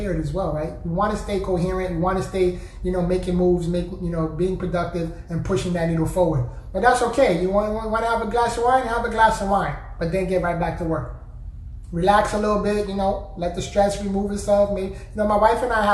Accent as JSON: {"language": "English", "region": "New York", "country": "United States", "said": "I'm from New York"}